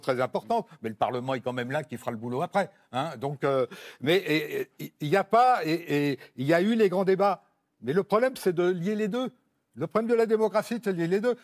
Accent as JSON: {"language": "French", "country": "France", "said": "on est français"}